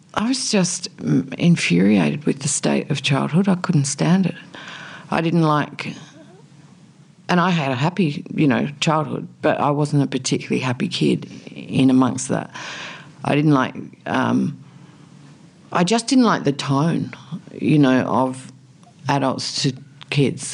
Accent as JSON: {"language": "English", "region": "South Australia", "country": "Australia", "tie": "born or raised there", "also_born_or_lived": "Alice Springs", "moved": "yes", "said": "I grew up in a tiny country town in South Australia"}